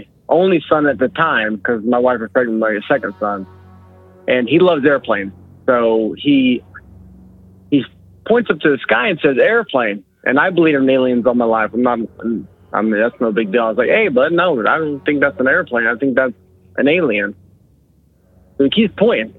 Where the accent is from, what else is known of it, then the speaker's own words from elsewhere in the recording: LaBelle, Florida, United States; I'm from LaBelle, Florida